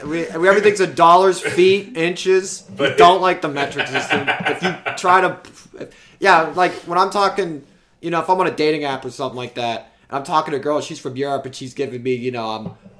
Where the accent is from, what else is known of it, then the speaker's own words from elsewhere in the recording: Iowa, United States; So, like in growing up in Iowa, the first caucus was a big deal.